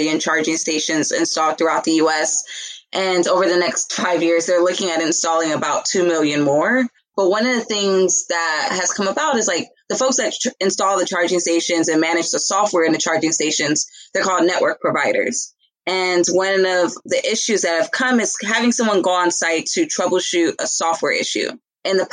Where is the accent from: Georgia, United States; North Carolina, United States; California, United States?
California, United States; Los Angeles; moved away as an adult; also born or lived in Philadelphia; I'm from South Central LA. I actually moved to Philly when I was like 22, 23.